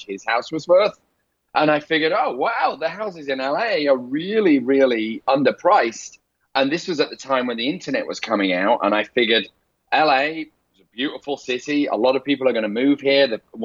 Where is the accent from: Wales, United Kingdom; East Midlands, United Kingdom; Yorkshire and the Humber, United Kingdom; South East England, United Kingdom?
Yorkshire and the Humber, United Kingdom; Leeds; accent: rough Northern; moved away as an adult; also born or lived in London; now in Los Angeles, United States; I ran off to London from my hometown of Leeds